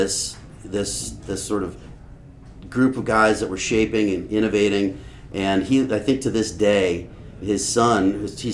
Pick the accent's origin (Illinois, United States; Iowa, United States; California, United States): California, United States; Los Angeles; I grew up in the Santa Monica Canyon in the 70s. I was born in 68, grew up in the canyon